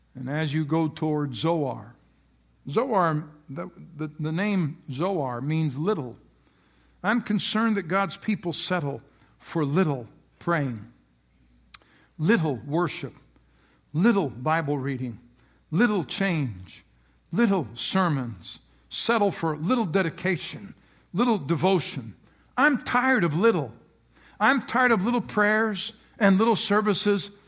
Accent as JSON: {"language": "English", "country": "United States", "said": "who we are as Americans."}